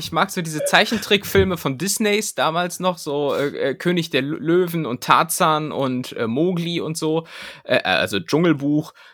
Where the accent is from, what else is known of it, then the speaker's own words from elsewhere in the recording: Cologne, North Rhine-Westphalia, Germany; Kölsche, Kölsche Frohnatur bin ich.